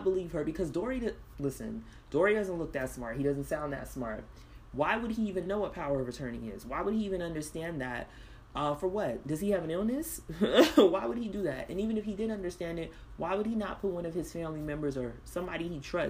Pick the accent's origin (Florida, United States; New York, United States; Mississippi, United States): Florida, United States; South; I grew up in South Florida